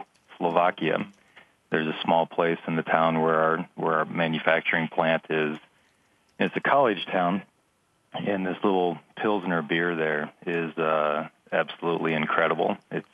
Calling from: Littleton, Colorado, United States; I'm in Littleton, Colorado.

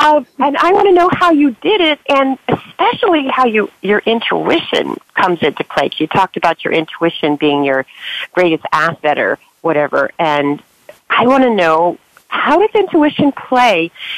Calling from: San Francisco, California, United States; also born or lived in Dublin, California; I'm calling from Dublin, California, but I live in San Francisco, California. I'm visiting for the holidays.

